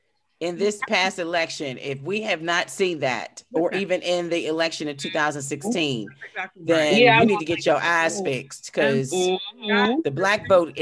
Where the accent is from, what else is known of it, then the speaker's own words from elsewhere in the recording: Pittsburgh, Pennsylvania, United States; I have no problem going back to the Hill District and buying property. I have no problem. That's where I grew up.